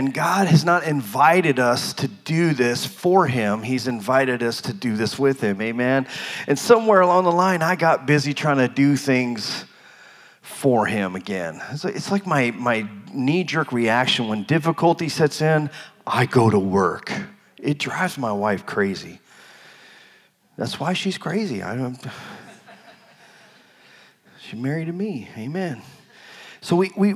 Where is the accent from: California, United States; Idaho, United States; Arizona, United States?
Arizona, United States; moved away; also born or lived in Colorado; I'm from Arizona. I've never lived in the cold